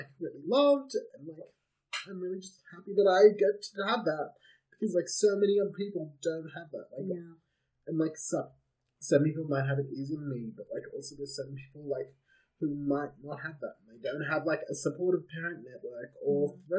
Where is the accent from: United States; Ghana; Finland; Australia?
Australia; each essay is a different story about growing up in Australia as a gay man, because I think my experience is completely different